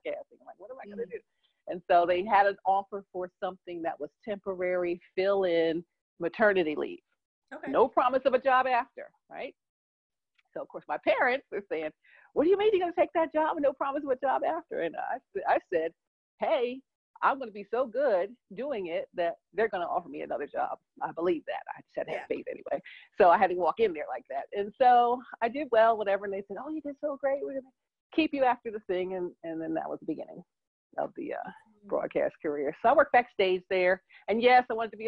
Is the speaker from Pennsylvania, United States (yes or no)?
yes; Philadelphia, Pennsylvania, United States; moved away; I'm from Philadelphia originally